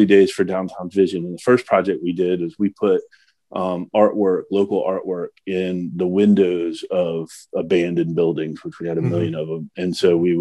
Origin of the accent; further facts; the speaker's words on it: Pensacola, Florida, United States; moved away as an adult; now in Jacksonville, United States; I growing up in Pensacola and coming to Jacks in my 20s